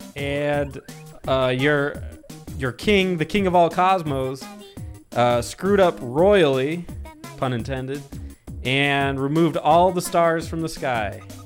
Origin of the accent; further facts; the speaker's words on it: Arizona, United States; I'm from Arizona.